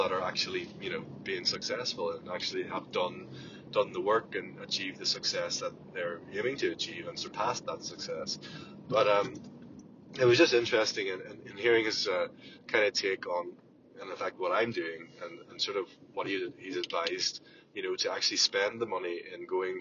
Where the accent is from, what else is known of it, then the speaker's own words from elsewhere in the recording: Ireland; from Ireland